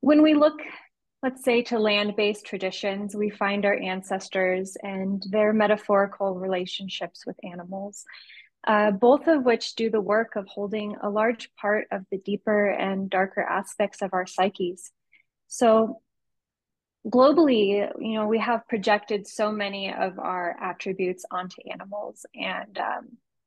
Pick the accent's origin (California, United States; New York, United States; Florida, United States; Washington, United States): California, United States; San Diego; I'm an artist from San Diego with a background in community work